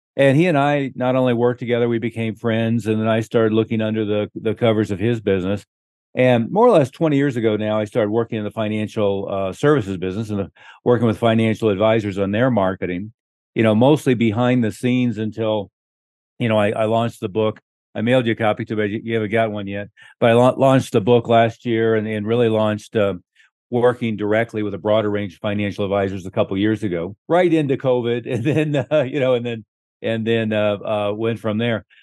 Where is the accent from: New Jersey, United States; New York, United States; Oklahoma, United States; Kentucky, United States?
Oklahoma, United States; moved away; I was from Oklahoma